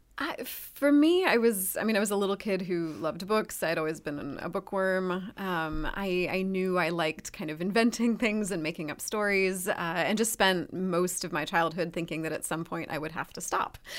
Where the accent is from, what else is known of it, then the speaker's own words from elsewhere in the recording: Ann Arbor, Michigan, United States; moved away; also born or lived in Ohio; I'm from Ann Arbor originally.